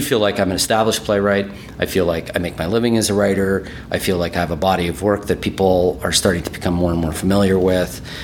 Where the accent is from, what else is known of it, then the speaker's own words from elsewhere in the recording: Winnipeg, Manitoba, Canada; first language German; English is a second language; moved away as an adult; also born or lived in Toronto / Edmonton; I'm from Winnipeg, but when I moved to Toronto, and I was living in Toronto for a while